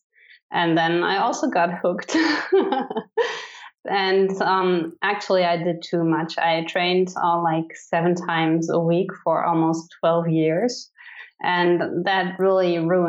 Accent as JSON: {"language": "English", "town": "Cologne", "region": "North Rhine-Westphalia", "country": "Germany", "tie": "born or raised there", "also_born_or_lived": "Idaho", "second_language": "English", "said": "I was born in Cologne, Germany, and I have lived there for 24 years"}